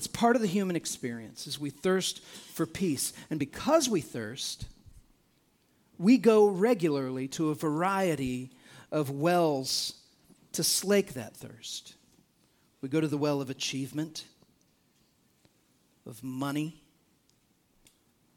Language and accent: English; United States; as an American